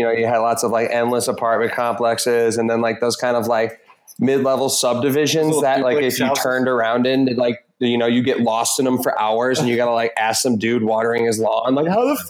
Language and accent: English; Carol Stream, Illinois, United States; moved away; it was like the west suburbs, like Carroll Stream.